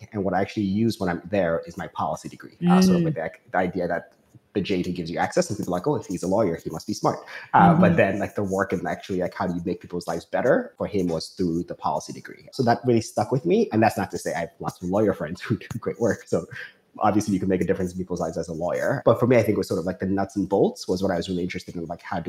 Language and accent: English; Newark, New Jersey, United States; Newark. So that's what I consider home.